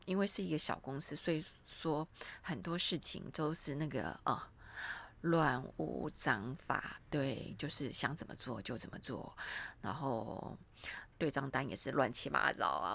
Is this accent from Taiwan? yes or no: yes; Taiwan; 我们台湾人出面会非常麻烦